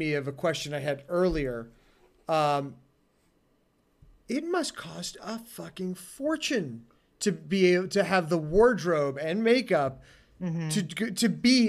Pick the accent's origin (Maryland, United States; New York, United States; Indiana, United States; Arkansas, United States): New York, United States; New York City; I grew up in New York City.